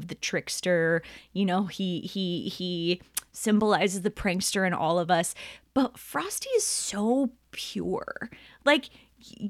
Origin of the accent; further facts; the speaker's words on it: California, United States; We're from California